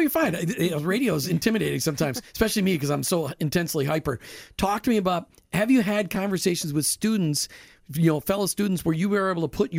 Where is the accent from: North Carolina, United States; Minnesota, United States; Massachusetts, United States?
Minnesota, United States; I grew up in Minnesota